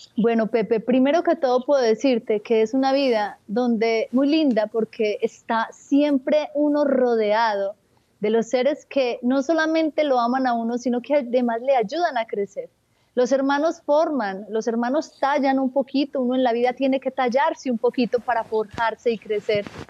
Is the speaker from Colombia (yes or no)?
yes; Marinilla, Antioquia, Colombia; en el oriente antioqueño, en un pueblo llamado Marinilla. Eh, soy la quinta de 10 hijos. Nací en un hogar católico donde me inculcaron un profundo amor por la Eucaristía y por la Madre de Dios, por el Santo Rosario. Mm. Allí crecí